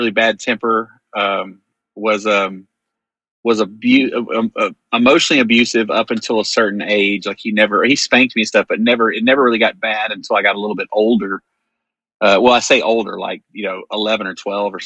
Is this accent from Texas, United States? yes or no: yes; Greenville, Texas, United States; I grew up in Greenville, Texas